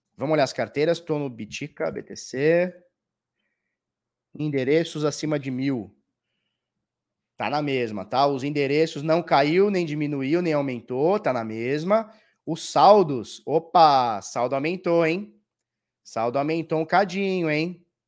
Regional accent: Brazil; nós que somos do Brasil

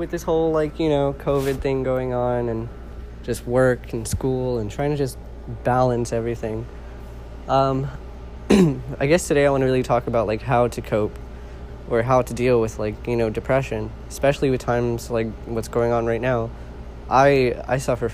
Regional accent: California, United States; I'm originally from California

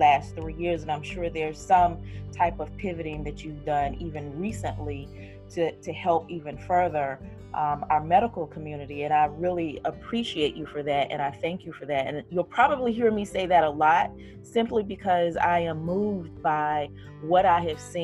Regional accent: Fayetteville, North Carolina, United States; I am from Fayetteville, North Carolina, which is primarily military

